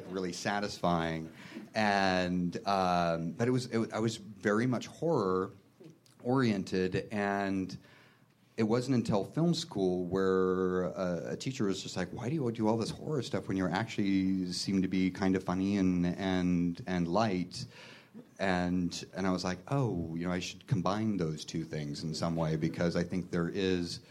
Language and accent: English; United States; Eastern Washington, Western Idaho, but there were some Twin Peaksy things that happened when I grew up